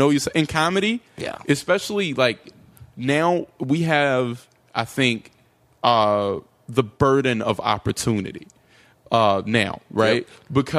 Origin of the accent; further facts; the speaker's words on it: North Carolina, United States; I grew up in North Carolina.